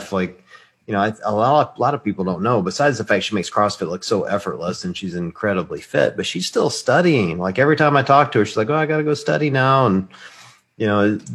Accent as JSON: {"language": "English", "region": "Deep South", "country": "United States", "tie": "born or raised there", "said": "I grew up in the Deep South"}